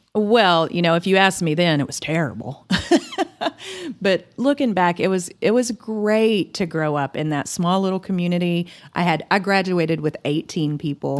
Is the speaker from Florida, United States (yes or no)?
no; Claude, Texas, United States; moved away as an adult; also born or lived in Dalhart, Texas / Hawaii; now in Amarillo, United States; I grew up in Claude, the big town of Claude, Texas